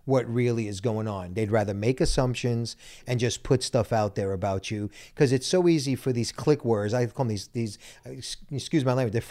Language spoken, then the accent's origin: English; Brooklyn, New York, United States; Listen, and I'm Italian from Brooklyn.